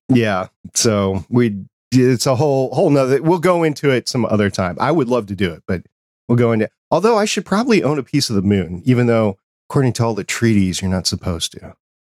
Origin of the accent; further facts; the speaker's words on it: New York City, New York, United States; moved away; I was born in New York City. I haven't lived there for quite some time